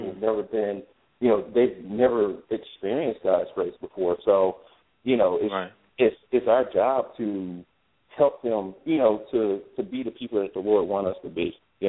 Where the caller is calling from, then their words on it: Spartanburg, South Carolina, United States; I'm calling from South Carolina, Spartanburg.